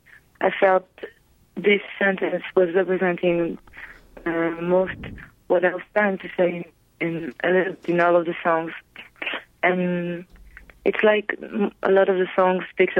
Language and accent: English; Israel; English is a second language; moved away as an adult; now in Paris, France; I moved from Israel to Paris